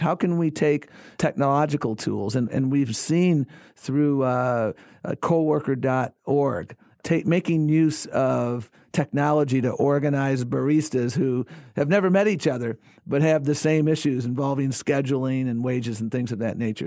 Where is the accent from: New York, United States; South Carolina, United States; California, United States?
New York, United States; Buffalo; moved away; I grew up in Buffalo, New York